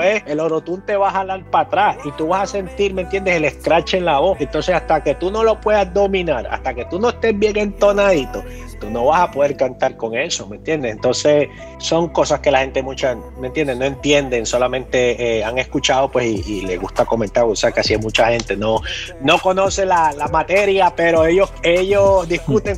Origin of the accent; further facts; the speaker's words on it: New York City, New York, United States; yo soy nacido aquí, soy nacido aquí en Nueva York, yo nací aquí, me crié en las calles de Nueva York